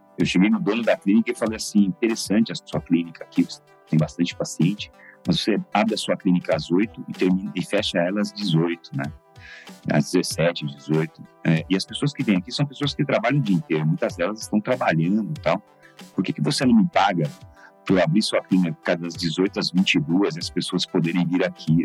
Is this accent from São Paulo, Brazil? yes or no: yes; Suzano, São Paulo, Brazil; also born or lived in Mogi das Cruzes; Nasci em Mogi das Cruzes, mas só porque o hospital era em Mogi das Cruzes, mas fui criado em Suzano completamente